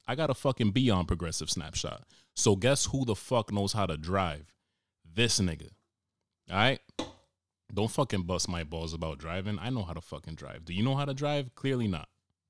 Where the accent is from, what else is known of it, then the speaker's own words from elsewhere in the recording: Cranston, Rhode Island, United States; So I confidently said, no, I'm from Cranston.